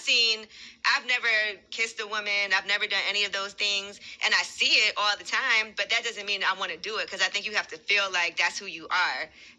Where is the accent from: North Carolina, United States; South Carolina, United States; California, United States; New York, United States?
New York, United States; I'm from New York